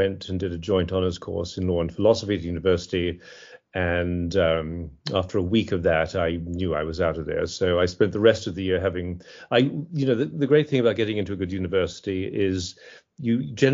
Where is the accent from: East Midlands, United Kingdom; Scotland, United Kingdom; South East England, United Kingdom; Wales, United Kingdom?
Scotland, United Kingdom; moved away as an adult; also born or lived in London / Switzerland; now in United States; So they switched it to Scotland, where I spent the rest of my education